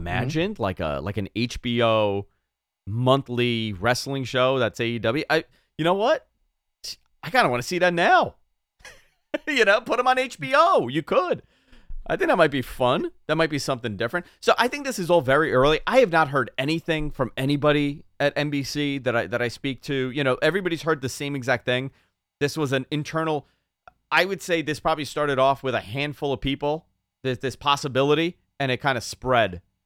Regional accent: New York, United States; accent: New York; the New York comes out there

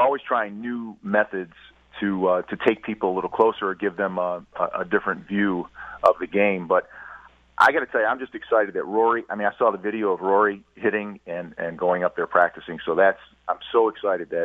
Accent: Cleveland, Ohio, United States; I grew up in Cleveland, Ohio

